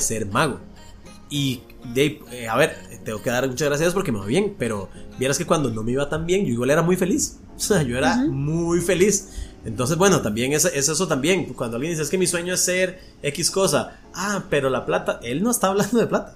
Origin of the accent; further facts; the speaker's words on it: Costa Rica; aquí en Costa Rica